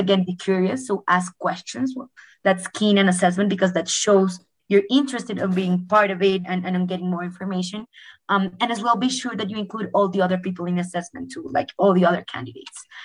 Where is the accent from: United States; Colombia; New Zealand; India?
Colombia; moved away; I'm originally from Colombia